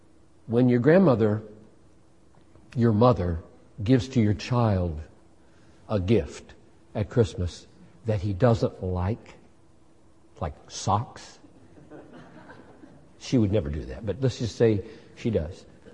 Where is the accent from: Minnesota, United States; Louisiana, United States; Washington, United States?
Minnesota, United States; I'm not an emotional person. I'm a Minnesotan.